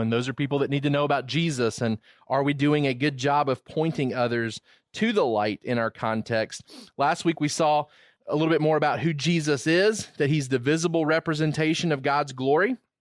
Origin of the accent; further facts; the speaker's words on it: Georgia, United States; moved away as an adult; also born or lived in Virginia; I wasn't from Virginia, I was from Georgia